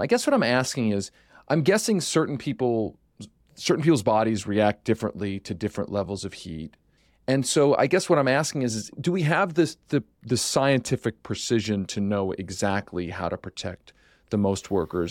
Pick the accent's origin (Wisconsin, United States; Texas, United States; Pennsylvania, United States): Pennsylvania, United States; Philadelphia; When I was growing up in Philadelphia